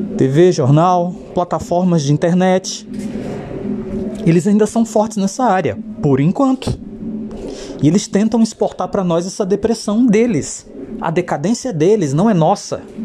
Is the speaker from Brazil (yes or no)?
yes; Brazil; Nós, brasileiros